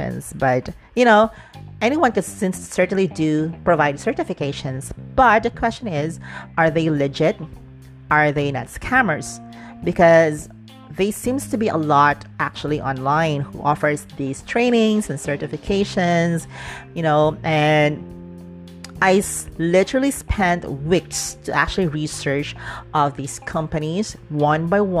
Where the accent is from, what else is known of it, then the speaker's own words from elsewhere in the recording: Dumaguete, Central Visayas, Philippines; moved away; my hometown in Negros Oriental in Dumaguete